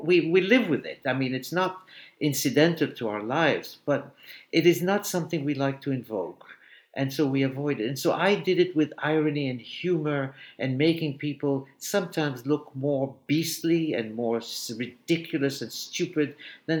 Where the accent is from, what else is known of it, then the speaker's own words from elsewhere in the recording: Egypt; now in New York, United States; my past as a Jewish boy growing up in Egypt